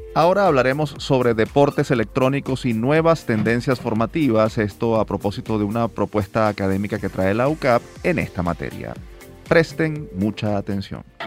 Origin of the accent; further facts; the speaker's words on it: Venezuela; como venezolanos, como padres y por supuesto como ciudadanos